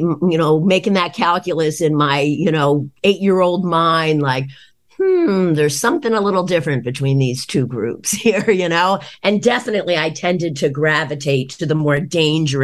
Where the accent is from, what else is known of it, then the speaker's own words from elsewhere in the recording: East Norriton, Pennsylvania, United States; moved away as an adult; now in Boston, United States; I grew up in East Norton, which is a suburb of Philadelphia, maybe about 25-30 minutes outside of Philadelphia.